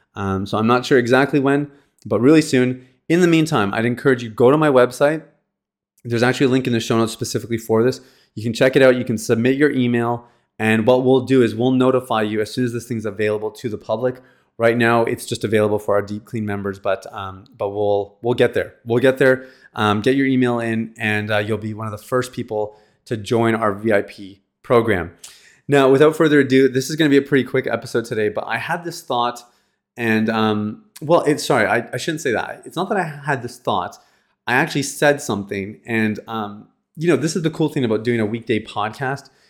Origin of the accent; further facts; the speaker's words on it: Canada; I'm from Canada